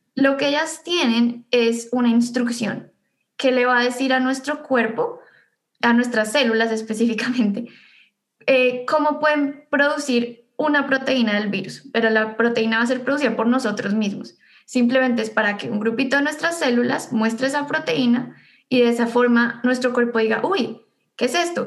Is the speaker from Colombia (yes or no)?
yes; Bogotá, Colombia; moved away as an adult; also born or lived in Ithaca, United States; now in United States; yo soy bogotana. Eh, nací y viví toda mi vida en Bogotá antes de venir acá